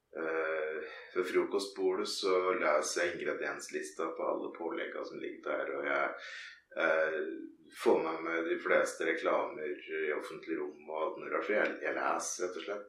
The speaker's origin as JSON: {"language": "Norwegian", "town": "Ringsaker", "region": "Innlandet", "country": "Norway", "tie": "born or raised there", "said": "sentrum i bygda der jeg vokste opp"}